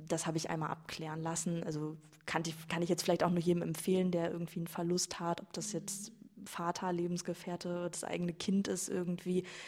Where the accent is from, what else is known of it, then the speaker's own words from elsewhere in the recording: Iserlohn, North Rhine-Westphalia, Germany; ich komme aus Iserlohn, nicht aus Altena.